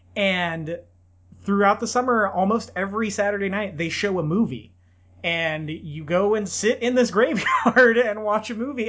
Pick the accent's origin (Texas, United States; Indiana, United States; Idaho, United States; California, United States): California, United States; Bakersfield; in and around my hometown, and they used a lot of the archives from the oil museum here in Bakersfield